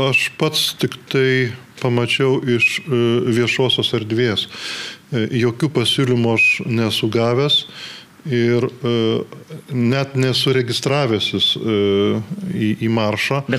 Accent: Butrimonys, Alytus County, Lithuania; aš gimiau būti Rimonyse

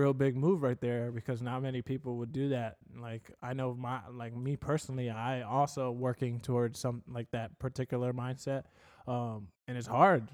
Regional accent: Port Charlotte, Florida, United States; now in Fort Myers, United States; I came from Port Charlotte in terms of, like, my high school

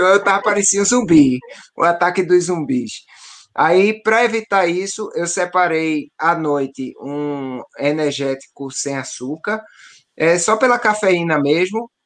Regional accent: Northeast Region, Brazil; sou nordestino

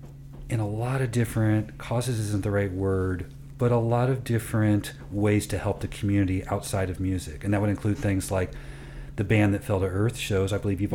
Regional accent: Midwest, United States; is not just that we're from the Midwest

